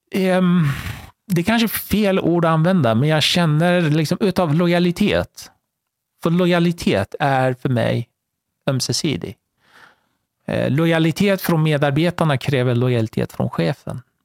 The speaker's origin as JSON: {"language": "Swedish", "country": "Iran", "tie": "born or raised there", "moved": "yes", "lives_now": "Sweden", "said": "född och uppvuxen i Iran"}